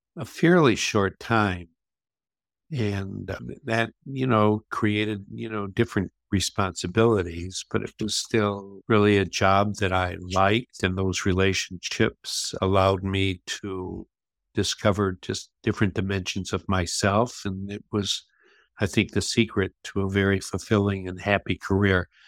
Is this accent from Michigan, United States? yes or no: yes; Flint, Michigan, United States; I grew up in Flint, Michigan